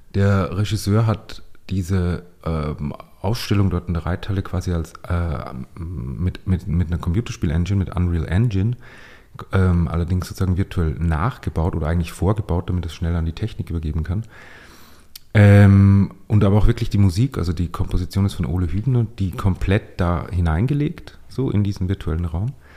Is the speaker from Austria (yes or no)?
yes; Upper Austria, Austria; accent: Upper Austrian dialect; moved away as an adult; now in Vienna, Austria; als ich dann nach Wien gezogen bin, ich komme aus Oberösterreich